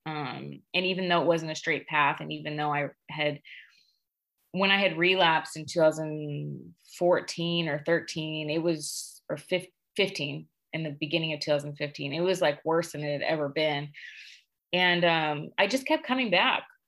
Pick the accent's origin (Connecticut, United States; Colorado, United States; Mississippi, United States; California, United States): California, United States; Sacramento; moved away as an adult; now in Tucson, United States; I'm from Northern California, actually. I'm from Sacramento.